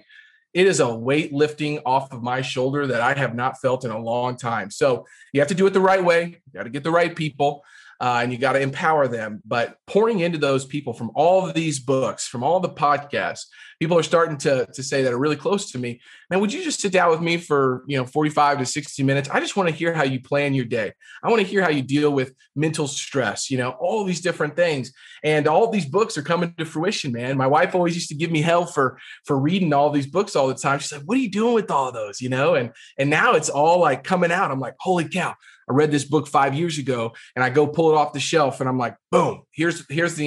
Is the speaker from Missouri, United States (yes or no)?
yes; Jefferson City, Missouri, United States; I grew up in Jefferson City, which is the capital of Missouri